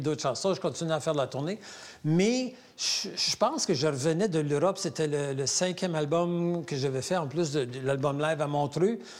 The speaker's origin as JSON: {"language": "French", "town": "Sudbury", "region": "Ontario", "country": "Canada", "moved": "as an adult", "lives_now": "Quebec, Canada", "said": "je suis septième génération franco-ontarienne"}